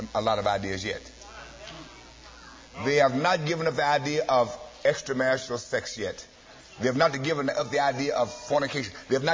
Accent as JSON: {"language": "English", "region": "Arkansas", "country": "United States", "tie": "born or raised there", "also_born_or_lived": "Los Angeles", "moved": "yes", "said": "my hometown in Arkansas"}